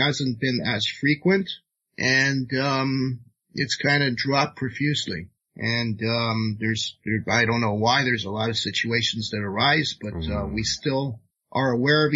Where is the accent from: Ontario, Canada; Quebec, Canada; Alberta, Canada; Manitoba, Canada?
Ontario, Canada; Toronto; Toronto, my hometown as well